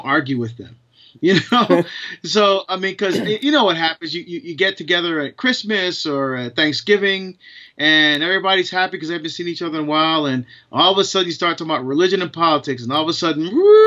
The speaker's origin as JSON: {"language": "English", "region": "New Jersey", "country": "United States", "moved": "as an adult", "lives_now": "Portland, United States", "said": "I'm originally from New Jersey"}